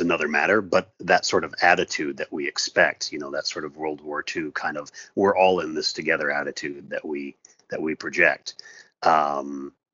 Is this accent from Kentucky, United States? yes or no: no; Seattle, Washington, United States; moved away as an adult; also born or lived in Southern California; my family and I moved from Southern California, where we had been living for 16 years, back to my hometown. So we are now in right in the heart of Seattle.